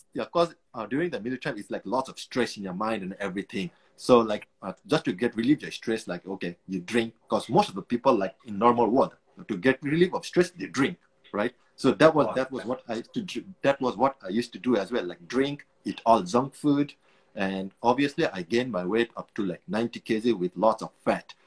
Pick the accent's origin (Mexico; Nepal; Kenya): Nepal; moved away as an adult; also born or lived in Singapore / Afghanistan; now in United Kingdom; Originally, I'm from Nepal.